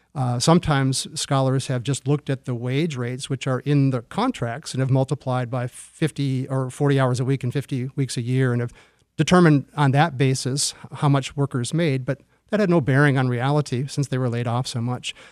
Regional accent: Michigan, United States; now in Detroit, United States; I moved to Detroit. I'm from Michigan originally

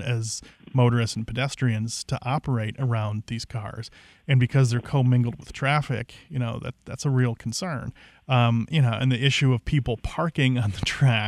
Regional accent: Cincinnati, Ohio, United States; now in Detroit, United States; I grew up in Cincinnati

